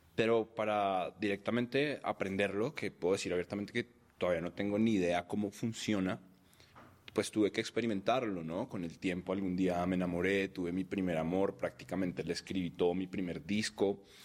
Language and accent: Spanish; Bogotá, Colombia; also born or lived in Cartagena, Colombia; Yo nací en Colombia, en Cartagena, que es el, Caribe colombiano de mamá caleña y papá costeño.